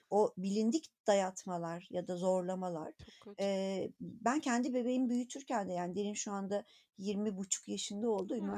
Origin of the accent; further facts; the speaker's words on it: Anatolia, Turkey; born there; annem babam öğretmen, Anadolu'nun bir köyünde doğdum. Oradan oradan buraya gelene kadarki yolculuğumu düşünüyorum.